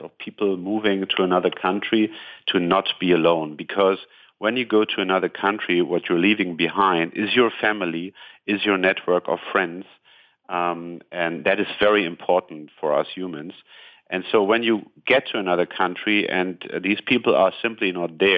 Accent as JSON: {"language": "English", "country": "Germany", "also_born_or_lived": "United States / Switzerland / Italy / Brazil", "said": "I'm originally from Germany and I live today in Munich, Germany"}